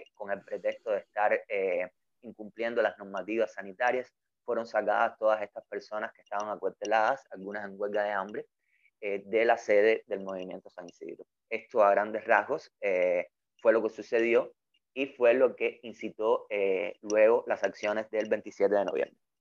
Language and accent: Spanish; Cuba; also born or lived in Havana; soy un artista cubano. Vivo y trabajo